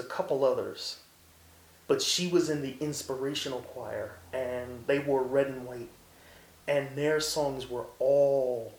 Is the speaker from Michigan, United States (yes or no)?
no; Philadelphia, Pennsylvania, United States; Growing up in North Philly, we went to Open Door Baptist Church